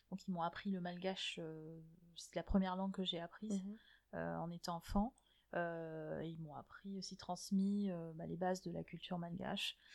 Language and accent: French; Algiers, Algiers Province, Algeria; also born or lived in Germany; Donc, moi, je suis née à Alger, euh, et euh, entre, euh, chaque année, tous les six mois, on changeait de pays. Donc on, passait six mois en Allemagne, six mois en Algérie.